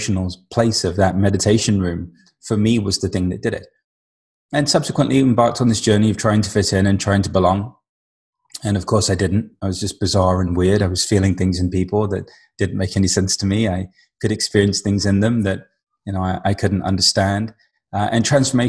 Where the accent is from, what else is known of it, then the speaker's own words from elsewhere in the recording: London, United Kingdom; being Indian on the weekends, we'd go see all these saints and sages and gurus because London had a big Indian population at the time